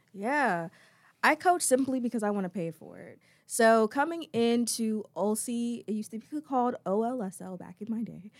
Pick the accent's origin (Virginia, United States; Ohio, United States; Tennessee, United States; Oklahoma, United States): Virginia, United States; Chesapeake; moved away as an adult; also born or lived in Bronx, New York / North Carolina; now in Greensboro, United States; originally from the Bronx, New York, but I grew up in Chesapeake, Virginia